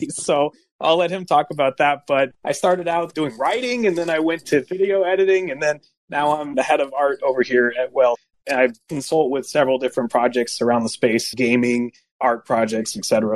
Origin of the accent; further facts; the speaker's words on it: California, United States; moved away as an adult; now in East Coast, United States; I'm a California native that had moved out to the East Coast. And I've been here for about 20 years, East Coast. And I grew up in California about 20 years